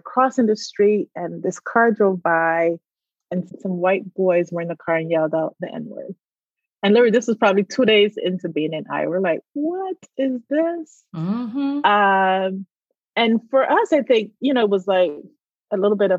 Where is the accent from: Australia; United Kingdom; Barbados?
Barbados; moved away; I grew up in Barbados